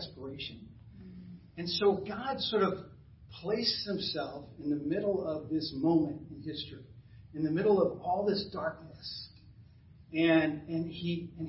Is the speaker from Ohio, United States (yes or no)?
no; New Jersey, United States; now in Burlington, United States; I grew up in North Jersey.